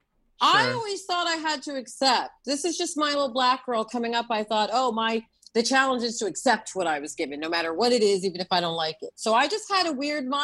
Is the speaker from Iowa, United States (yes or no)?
no; New York, United States; moved away as an adult; also born or lived in Los Angeles; as a New Yorker